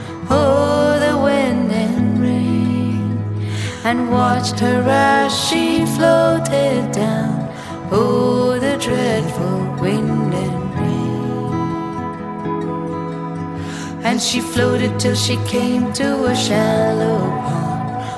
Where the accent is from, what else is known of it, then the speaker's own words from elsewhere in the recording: Detroit, Michigan, United States; I'm from Detroit.